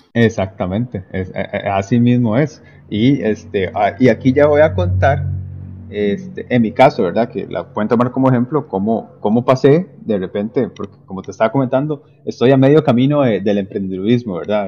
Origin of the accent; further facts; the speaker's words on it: Limón, Costa Rica; yo soy costarricense, en la provincia de Limón